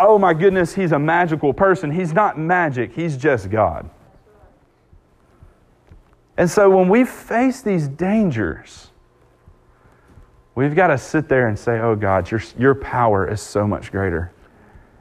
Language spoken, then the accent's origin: English; Southwest Mississippi, United States; I'm from Southwest Mississippi